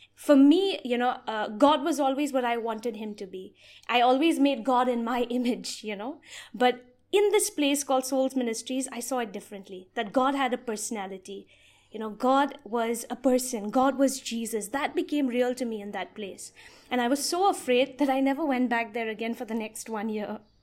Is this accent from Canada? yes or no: no; Meghalaya, India; I've been born and brought up in the state of Meghalaya